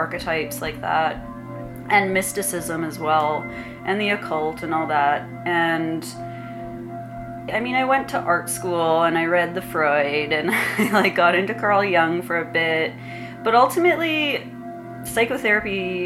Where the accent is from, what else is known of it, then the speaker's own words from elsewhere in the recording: Regina, Saskatchewan, Canada; moved away as an adult; also born or lived in Los Angeles; now in Montreal, Canada; my hometown in Regina